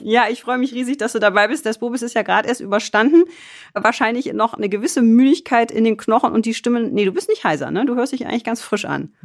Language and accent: German; Düsseldorf, North Rhine-Westphalia, Germany; ich gebürtige Düsseldorferin